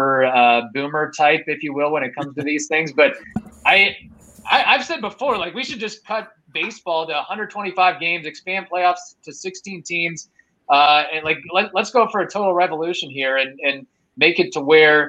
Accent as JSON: {"language": "English", "town": "Louisville", "region": "Kentucky", "country": "United States", "tie": "born or raised there", "said": "growing up in Louisville"}